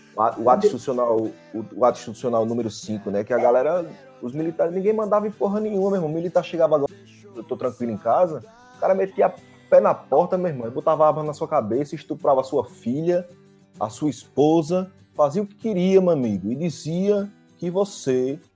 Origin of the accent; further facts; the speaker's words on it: Arapiraca, Alagoas, Brazil; moved away as an adult; eu saí de Arapiraca com 27 anos